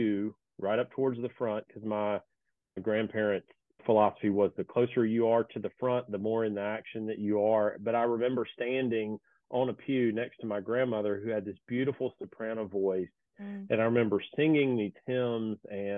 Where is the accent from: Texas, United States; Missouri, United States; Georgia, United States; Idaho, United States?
Georgia, United States; Atlanta; I was born in Atlanta. My parents went to Emory. My dad was finishing med school when my twin brother and I were born. I guess the first church we were a part of was First Baptist Church of Decatur.